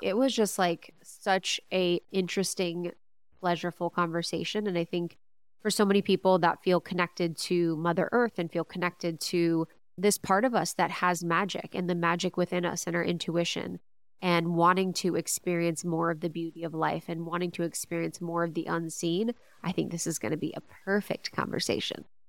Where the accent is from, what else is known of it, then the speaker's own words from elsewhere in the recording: Ohio, United States; growing up in Ohio